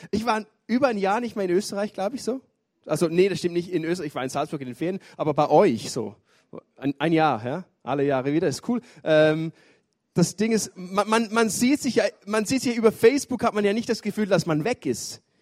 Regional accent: Switzerland; ich bin aus der Schweiz, ich wohne in Chur, gehe dort in die ISF Church in Chur.

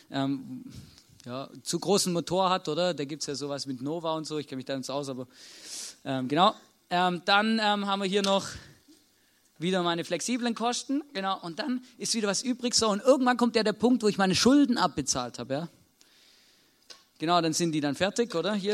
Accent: Baden-Württemberg, Germany; Als Schwabe kann ich euch ganz genau erklären, wie das funktioniert.

